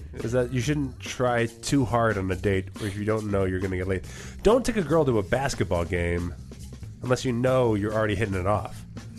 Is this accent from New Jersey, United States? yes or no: yes; New Jersey, United States; now in Las Vegas, United States